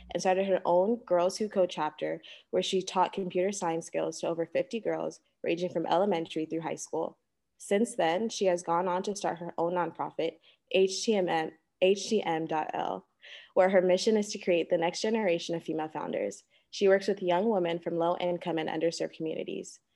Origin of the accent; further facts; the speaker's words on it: Los Angeles, California, United States; now in New Orleans, United States; Originally from Los Angeles, California